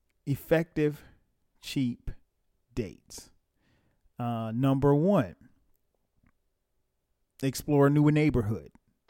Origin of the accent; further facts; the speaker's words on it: Florence, South Carolina, United States; now in Atlanta, United States; I started thinking about my old neighborhood and where I grew up in Florence, South Carolina, my old stomping grounds.